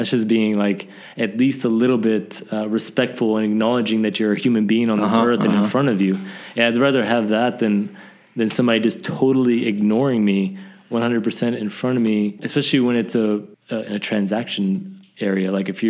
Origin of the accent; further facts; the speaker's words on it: the South, United States; It's just the way I grew up, I think. Just growing up in the South was...